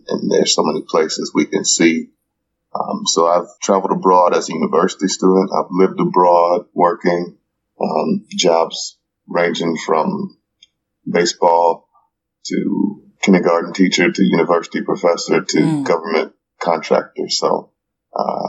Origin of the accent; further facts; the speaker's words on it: Gary, Indiana, United States; I'm originally from Indiana, Gary, Indiana, born and raised